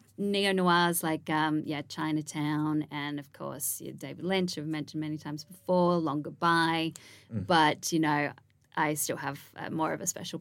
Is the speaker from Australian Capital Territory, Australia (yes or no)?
yes; Canberra, Australian Capital Territory, Australia; moved away as an adult; now in United States; I always felt growing up in Canberra, which is the capital of Australia